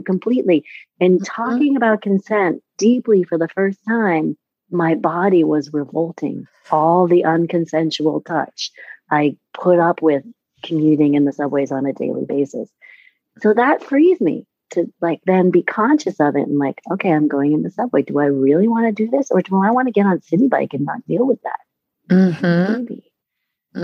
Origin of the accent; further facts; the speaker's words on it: New York City, New York, United States; I'm from New York City